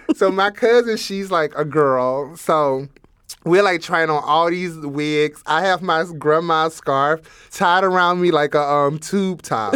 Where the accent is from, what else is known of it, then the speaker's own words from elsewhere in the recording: Alabama, United States; moved away; also born or lived in South Dakota; growing up in Alabama